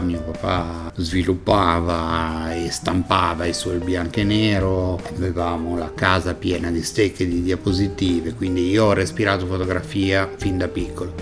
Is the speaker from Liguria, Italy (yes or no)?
yes; Genoa, Liguria, Italy; Sono nato a Genova, so però di madre francese, so, ho la doppia nazionalità.